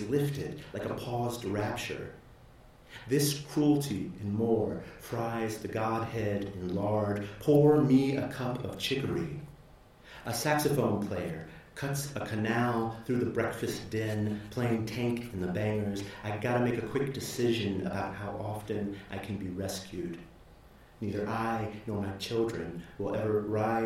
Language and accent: English; Houston, Texas, United States; also born or lived in New Orleans, Louisiana; I grew up in Houston.